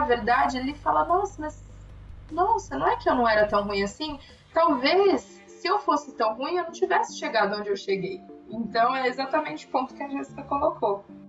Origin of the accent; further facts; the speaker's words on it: São Paulo, Brazil; a gente fala que é de São Paulo